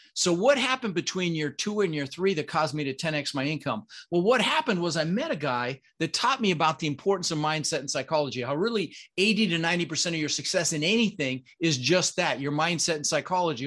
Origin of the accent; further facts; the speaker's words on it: Denver, Colorado, United States; English is a second language; also born or lived in Netherlands; I immigrated to this country when I was six years old. Um, I was born in the Netherlands, you know, Holland, wooden shoes, windmills, um, and we immigrated with my brother Albert, my mother Zvonta, and ended up in Denver, Colorado